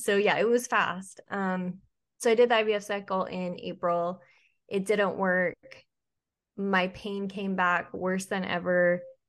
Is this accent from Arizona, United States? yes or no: no; Utah, United States; moved away; also born or lived in Georgia / Charleston; I flew home to Utah